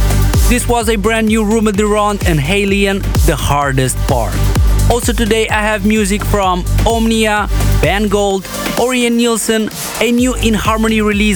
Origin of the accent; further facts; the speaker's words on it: Moldova; straight from my home country of Moldova